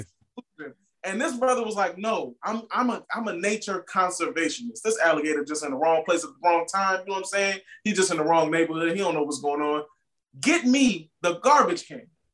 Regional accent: New Orleans, Louisiana, United States; I'm from New Orleans

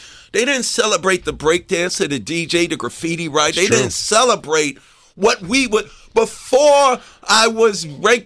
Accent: New York City, New York, United States; I'm from Hollis

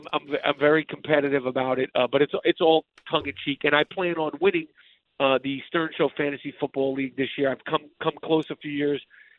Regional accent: New York City, New York, United States; growing up in New York

